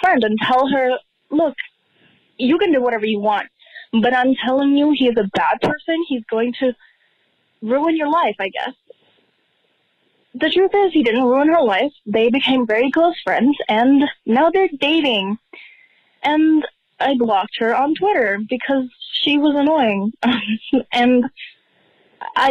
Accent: Puerto Rico; I'm 15 years old. I'm from Puerto Rico

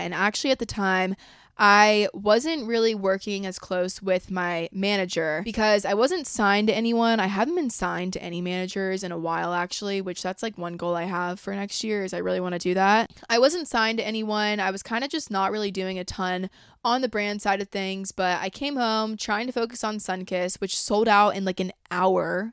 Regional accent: a suburb in Georgia, United States; moved away as an adult; also born or lived in Los Angeles; I'm from, like, a suburb in Georgia about an hour, thirty minutes away from Athens, U G A, where a lot of kids I went to school with and grew up with wound up going to school

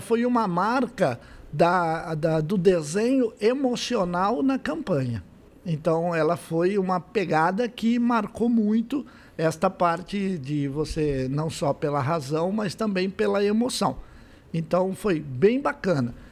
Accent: Santo André, São Paulo, Brazil; now in São José do Rio Preto, Brazil; nasci em Santo André

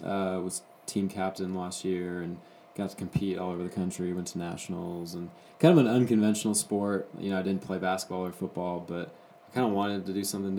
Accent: Austin, Texas, United States; also born or lived in Philadelphia, Pennsylvania / Houston, Texas; So, grew up in South Austin in the Circle C, Circle C, Oak Hill kind of area.

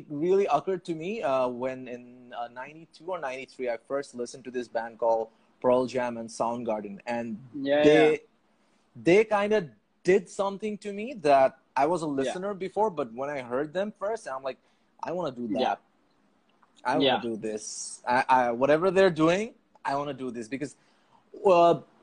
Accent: Dhaka, Dhaka Division, Bangladesh; I was born and raised in Puran Dhaka

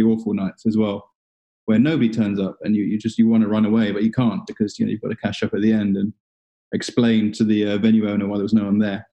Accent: Singapore; now in London, United Kingdom; I was born in 84 in Singapore. My mum's from there.

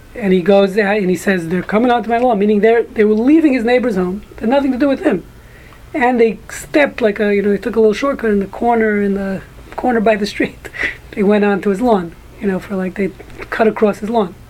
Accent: New York City, New York, United States; growing up in Brooklyn

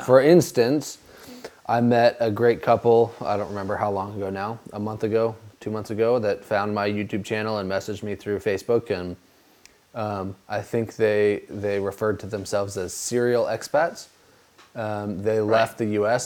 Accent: United States; moved away as an adult; now in Albania

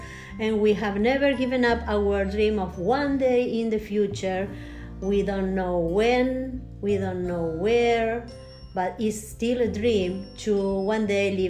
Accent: Salto, Buenos Aires Province, Argentina; English is a second language; moved away as an adult; also born or lived in North Carolina, United States; now in Floyd, United States; we are from Argentina. We came in 2000 from Salto, a small town in Buenos Aires province. We lived for 20 years in North Carolina, always around small towns too, and in the country.

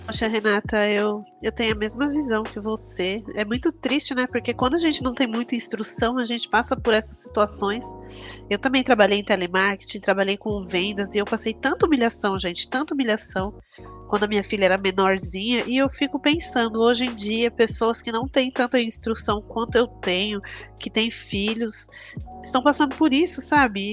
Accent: São Paulo, Brazil; moved away as an adult; now in Guarulhos, Brazil; eu sou do Capão Redondo, né? Eu morei no Capão Redondo até os 23 anos

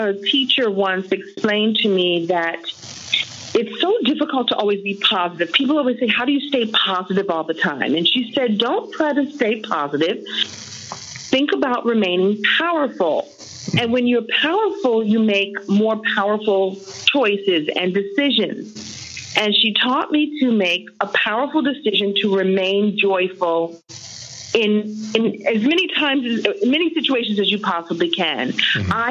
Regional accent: New York City, New York, United States; moved away as an adult; Yeah, I was born and bred in Brooklyn. I lived in Brooklyn until I was about 28 years old.

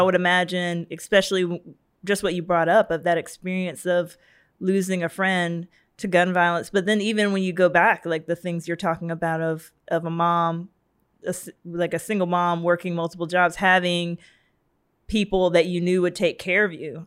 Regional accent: Savannah, Georgia, United States; I'm from Savannah

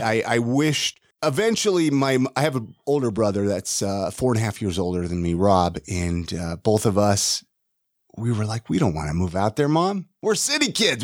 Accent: Ventura, California, United States; moved away; also born or lived in Utah; Born and raised in Ventura, California.

